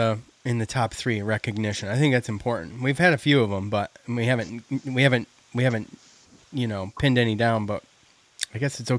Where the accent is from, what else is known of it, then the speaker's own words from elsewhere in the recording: East Syracuse, New York, United States; moved away; Joe and I grew up in the Village of East Syracuse. Well, yeah. Okay. I grew up in the Village in like Fremont, East Syracuse.